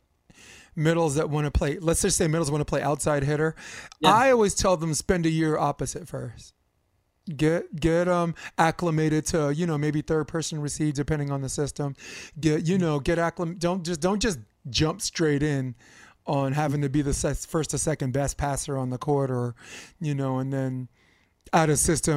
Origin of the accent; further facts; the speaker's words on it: New York City, New York, United States; moved away as an adult; I'm a native New Yorker, so I've lived in New York until Christmas 2015